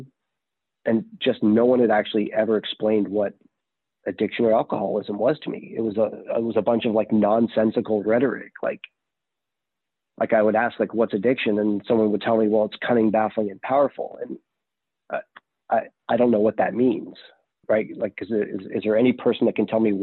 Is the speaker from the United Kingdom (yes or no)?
no; Canada; now in Texas, United States; I am from Canada originally. I did get sober here in the U.S. in Texas.